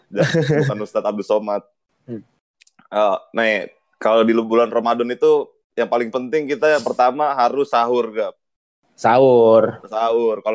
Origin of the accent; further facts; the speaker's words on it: Aceh, Indonesia; Kalau gue masakan kalau gue masakan khas dari daerah gue apa nih Kap? Dari Aceh enaknya apa ya?